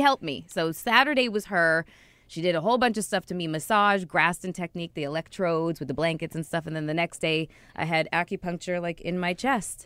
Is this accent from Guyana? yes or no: no; Toronto, Ontario, Canada; I grew up in Toronto